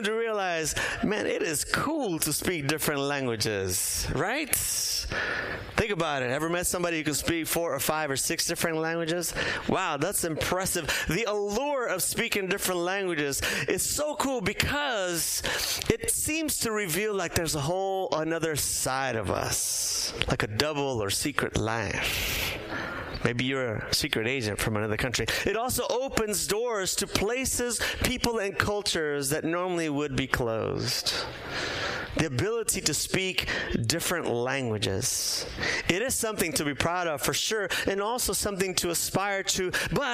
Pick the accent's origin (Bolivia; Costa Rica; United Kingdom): Bolivia; moved away; also born or lived in San Diego; I was born in Bolivia, grew up there, but from time to time we would visit my mom's relatives in Brazil